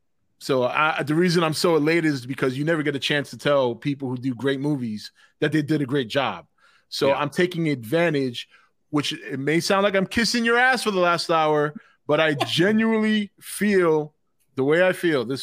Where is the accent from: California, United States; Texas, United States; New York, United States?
New York, United States; New York City; I'm from the Bronx, man.